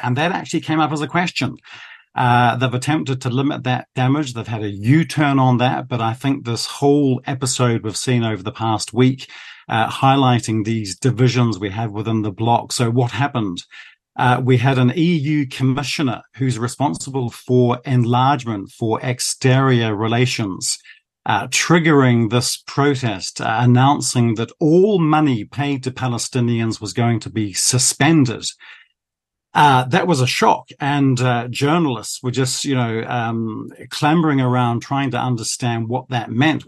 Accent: New Zealand; now in France; I was born in New Zealand

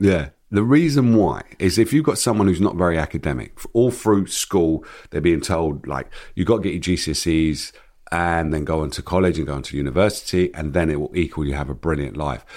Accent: London, United Kingdom; when you're growing up in Hackney

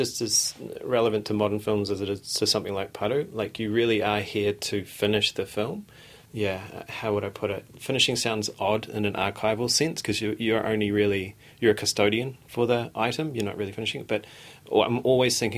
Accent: New Zealand; we grew up in New Zealand in the 80s

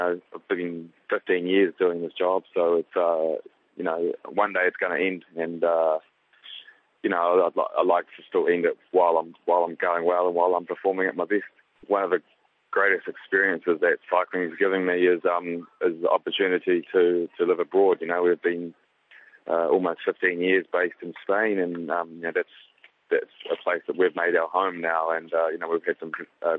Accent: New Zealand; being a New Zealander

